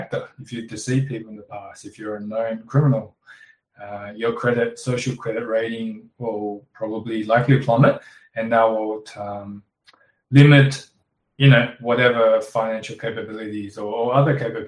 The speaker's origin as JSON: {"language": "English", "country": "Australia", "tie": "born or raised there", "also_born_or_lived": "Shanghai, China", "said": "I was born in Shanghai, came to Australia when I was 9, migrated with my parents"}